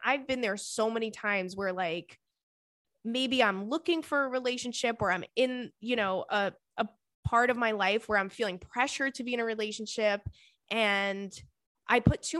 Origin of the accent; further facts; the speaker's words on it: Las Vegas, Nevada, United States; I've been single all my life, literally. I'm born and raised in Las Vegas, besides the years that I left for college